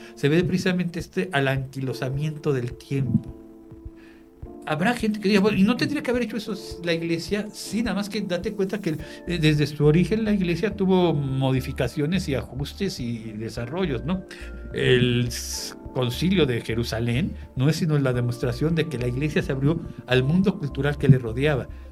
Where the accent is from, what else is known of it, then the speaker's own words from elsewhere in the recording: Mexico; identificarme y conservarme como mexicano